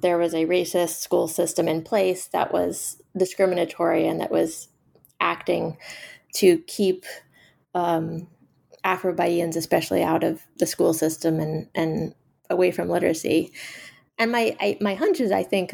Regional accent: Austin, Texas, United States; I grew up in Austin, Texas, and had much more of a connection to Mexico

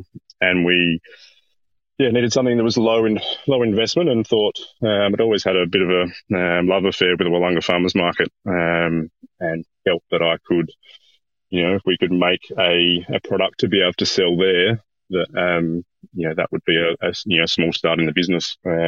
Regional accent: South Australia, Australia; I'm from South Australia originally.

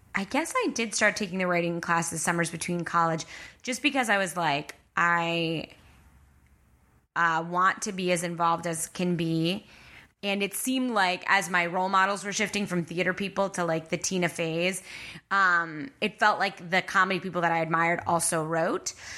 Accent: Long Island, New York, United States; moved away; I'm from Long Island.

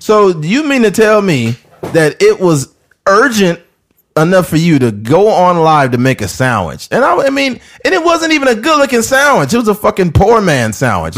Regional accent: Bakersfield, California, United States; I'm from Bakersfield.

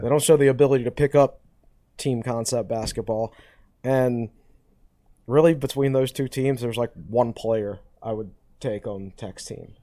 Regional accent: Danville, Virginia, United States; I grew up in Danville

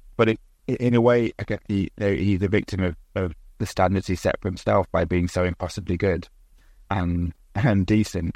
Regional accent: United Kingdom; set in my hometown, a former mining village.

